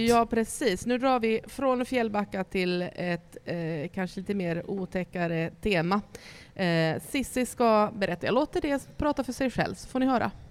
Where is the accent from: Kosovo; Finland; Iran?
Finland; Ostrobothnia; jag kommer från Österbotten, en, um, en, ett område mitt emot Sveriges Västerbotten, en liten stad